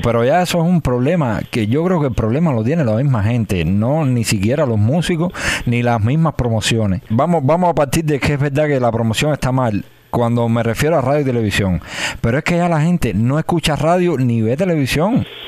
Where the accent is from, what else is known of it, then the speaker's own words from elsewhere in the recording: Cuba; nosotros somos cubanos y el cubano lleva la sabrosura esa ahí